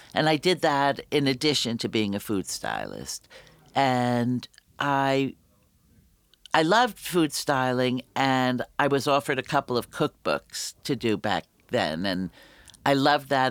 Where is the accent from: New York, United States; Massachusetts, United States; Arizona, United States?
New York, United States; New York City; I grew up in the Bronx